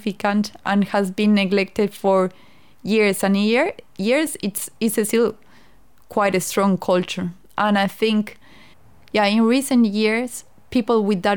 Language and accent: English; La Paz, Bolivia; moved away as an adult; also born or lived in Sucre, Bolivia / Chile / Melbourne, Australia; now in Tasmania, Australia; I'm from Bolivia. I was born in Sucre, but I moved to La Paz when I was 8 years old. And I stayed in La Paz until I was 18 years old.